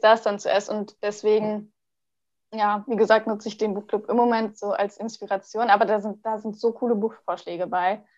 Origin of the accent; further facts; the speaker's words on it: Hanover, Lower Saxony, Germany; now in Siegburg, Germany; ich komme ja ursprünglich aus Hannover